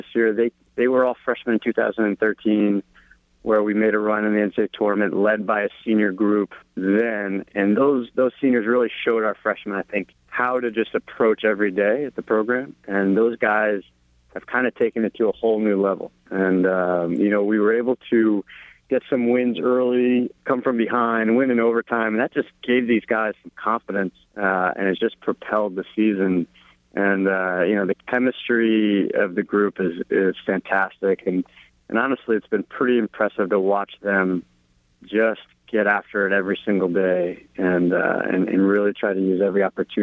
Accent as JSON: {"language": "English", "region": "New Jersey", "country": "United States", "tie": "born or raised there", "moved": "as an adult", "said": "I grew up in New Jersey, and I played for Miller Bulari in high school"}